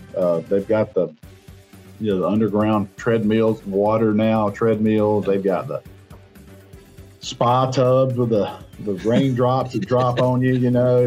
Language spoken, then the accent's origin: English; Rome, Georgia, United States; I'm from Rome